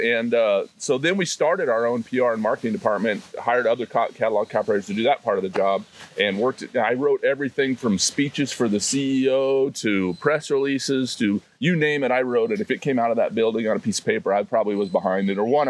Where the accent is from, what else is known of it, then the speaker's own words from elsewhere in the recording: Sidney, Nebraska, United States; And I swore I'd never move back to Sydney, Nebraska, which is where I grew up. And that's where the home of Cabela's is.